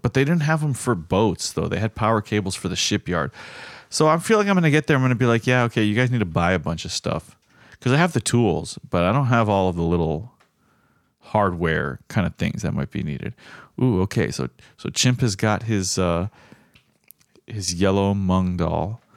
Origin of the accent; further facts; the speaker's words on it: South Florida, United States; growing up in South Florida and it rains so often